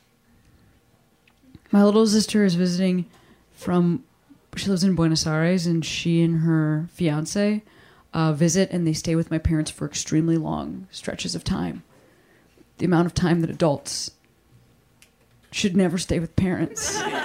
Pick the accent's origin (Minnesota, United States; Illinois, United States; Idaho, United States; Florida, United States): Illinois, United States; Chicago; moved away; my hometown, Chicago